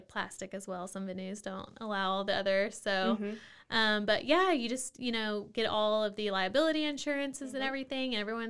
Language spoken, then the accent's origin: English; Mexia, Texas, United States; So I'm from outside of Waco, So I am, I guess, a Waco native.